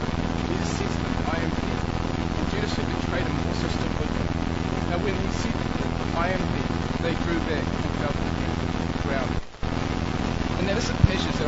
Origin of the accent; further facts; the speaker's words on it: New Zealand; I run a Bible study back home in New Zealand